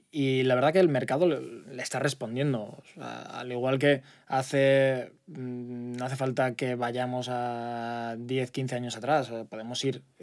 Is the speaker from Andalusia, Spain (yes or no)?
no; Zaragoza, Aragon, Spain; born there; seguir abriendo en Madrid, Barcelona, Zaragoza, que es donde, donde yo nací, que también, bueno, eh, por mi parte personal me hace mucha